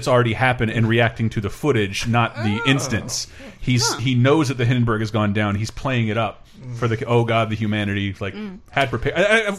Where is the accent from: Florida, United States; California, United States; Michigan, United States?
Florida, United States; I grew up in Florida, a few hours away from Cape Canaveral, where they launch every space shuttle.